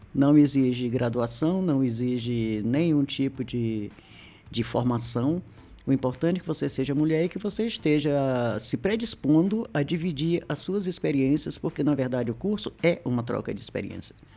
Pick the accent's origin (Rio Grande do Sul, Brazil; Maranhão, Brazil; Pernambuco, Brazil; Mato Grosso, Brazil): Maranhão, Brazil; also born or lived in Federal District; now in Brasília, Brazil; eu sou maranhense, como diz o pessoal, cabeça chata, tinhosa, teimosa